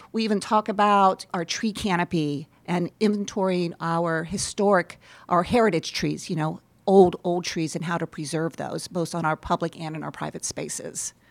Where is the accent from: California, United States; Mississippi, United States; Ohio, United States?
Ohio, United States; Columbus; also born or lived in Michigan; now in Holland, Michigan, United States; I grew up in Columbus, Ohio